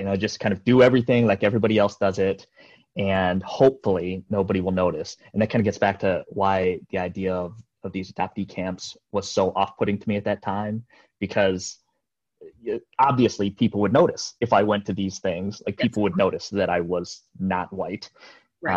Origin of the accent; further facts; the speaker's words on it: Iowa, United States; also born or lived in Jeonju, South Korea / Seoul, South Korea; born in Korea, adopted into Iowa, uh, a small little farm, yeah, outside of a small little town in Iowa, and I that was 1978. I was about a year and a half old